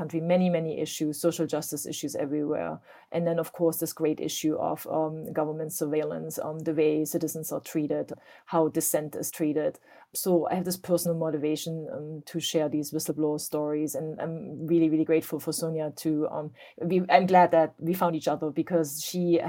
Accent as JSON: {"language": "English", "region": "East Germany", "country": "Germany", "tie": "born or raised there", "moved": "yes", "lives_now": "United States", "said": "I grew up in East Germany"}